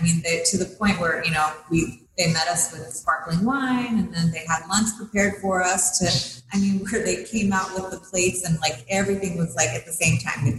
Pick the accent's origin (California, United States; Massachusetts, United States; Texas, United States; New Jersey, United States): California, United States; Napa; also born or lived in Guanajuato, Mexico / Bakersfield, United States; Background is my parents and I immigrated here from Guanajuato, and we lived in Bakersfield, of all places, in the early 80s. And moved to Napa when I was 10.